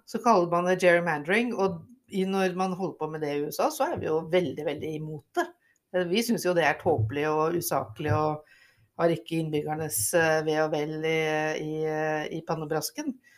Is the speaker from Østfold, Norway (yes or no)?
yes; Rygge, Østfold, Norway; Jeg vokste opp på Rygge, ehm, og jeg var så heldig at jeg fikk lov til å gå på den videregående skolen jeg ønsket meg aller mest, nemlig Kirkeparken